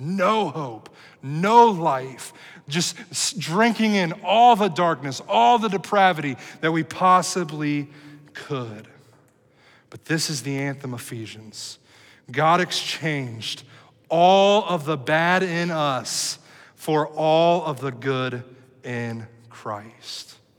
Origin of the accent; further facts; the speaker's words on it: Cincinnati, Ohio, United States; moved away as an adult; also born or lived in Dallas, Texas; Cincinnati, which is my hometown where I lived here uh, almost all of my life